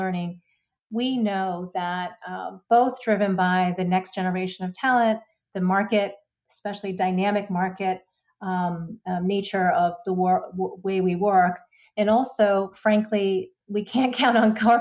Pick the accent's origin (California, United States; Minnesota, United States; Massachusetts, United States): Massachusetts, United States; Boston; I am based out of Boston. It's actually my hometown. It's where I was born